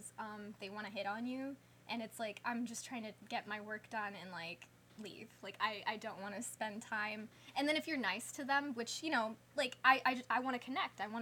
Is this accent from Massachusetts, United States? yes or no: no; Birmingham, Alabama, United States; also born or lived in Hyderabad, India; I grew up in Birmingham, Alabama